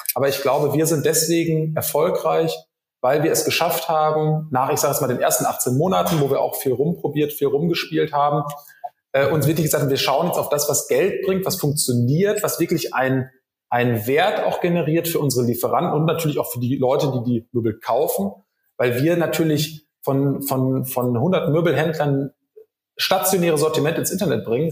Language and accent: German; Rheda-Wiedenbrück, North Rhine-Westphalia, Germany; moved away as an adult; also born or lived in Bonn; Ich bin gebürtiger Reda Wiedenbrücker in der Nähe von Gütersloh